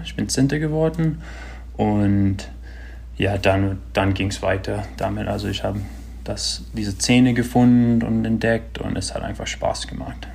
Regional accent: Marin County, California, United States; ich bin da in Marin County, Kalifornien groß geworden

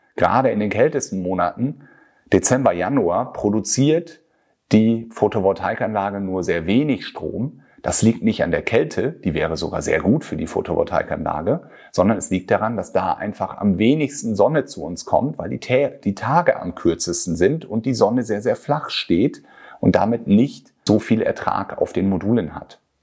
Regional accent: Germany; bei uns in Deutschland

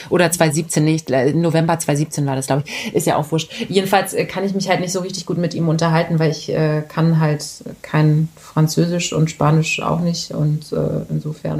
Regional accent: Berlin, Germany; ich bin ein ähm, Berliner Kind, äh, Kind des Westens sozusagen. Und ah. ähm, das war die Hertha. Ich bin auch in der Nähe vom Stadion äh, groß geworden

